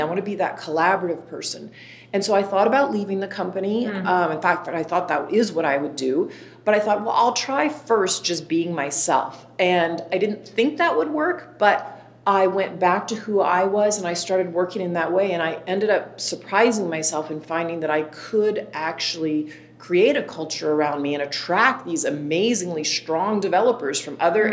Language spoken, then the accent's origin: English; Dallas, Texas, United States; I grew up in Dallas, Texas, raised by two parents, Ray and Elaine